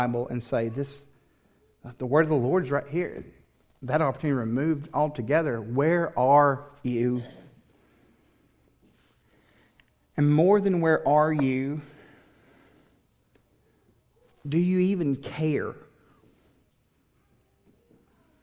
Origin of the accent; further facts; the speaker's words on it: Tennessee, United States; also born or lived in Houston area, Texas; now in Texas, United States; I grew up in Tennessee